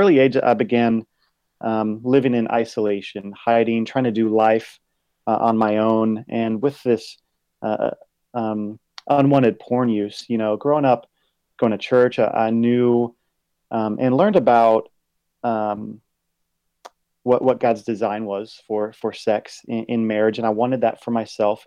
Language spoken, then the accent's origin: English; Virginia Beach, Virginia, United States; now in Dallas, United States; I'm originally from Virginia Beach, Virginia